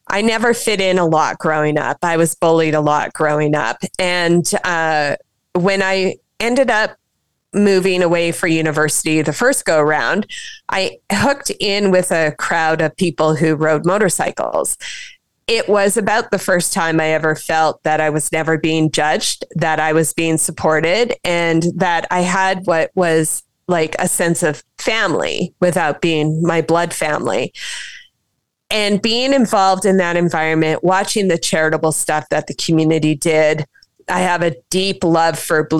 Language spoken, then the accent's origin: English; Saskatchewan, Canada; I was pretty young growing up in Saskatchewan.